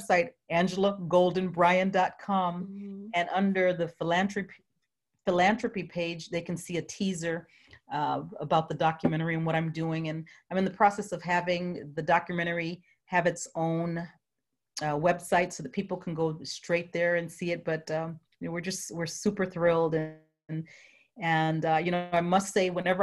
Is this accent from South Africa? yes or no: no; U.S. Virgin Islands; I'm from St. Croix, Virgin Islands.